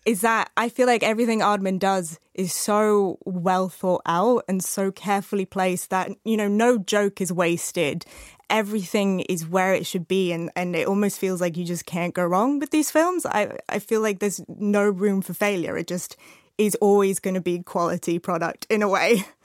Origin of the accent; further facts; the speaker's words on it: Arizona, United States; I grew up in Arizona